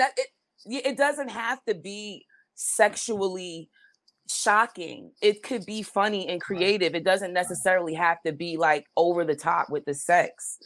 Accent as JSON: {"language": "English", "town": "New York City", "region": "New York", "country": "United States", "said": "I'm from the Bronx"}